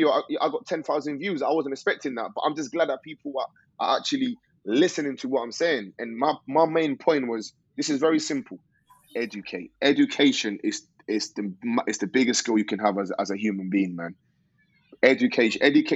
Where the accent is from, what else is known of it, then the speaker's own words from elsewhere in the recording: London, United Kingdom; also born or lived in Colombia; growing up in East London